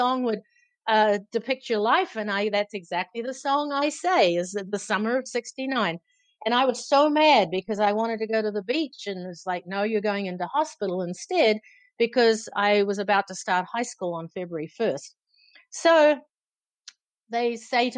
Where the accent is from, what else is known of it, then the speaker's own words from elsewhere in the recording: Auckland, New Zealand; growing up in New Zealand, you know, the climate where I grew up in Auckland City